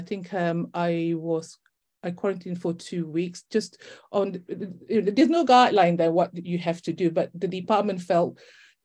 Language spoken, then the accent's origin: English; Malaysia; also born or lived in Leicester / Brighton / Buckinghamshire; now in United Kingdom; I'm actually from Malaysia